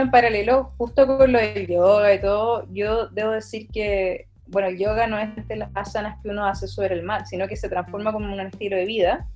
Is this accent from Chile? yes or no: yes; Chile; Pensaríamos que como chilenos